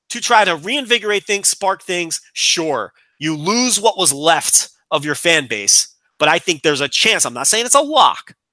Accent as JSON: {"language": "English", "town": "Chicago", "region": "Illinois", "country": "United States", "said": "Well, we're both from Chicago."}